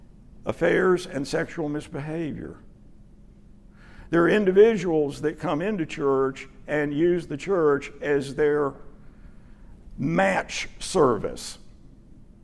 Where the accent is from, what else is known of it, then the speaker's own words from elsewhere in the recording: Dallas, Texas, United States; I grew up in Dallas pretty much. Moved here in 68 when I was 11